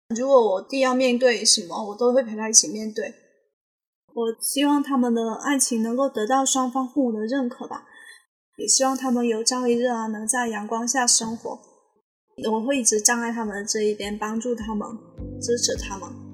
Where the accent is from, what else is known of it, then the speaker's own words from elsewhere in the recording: Guangdong, China; moved away as an adult; now in Shanghai, China; 今年二十二岁，我是潮汕人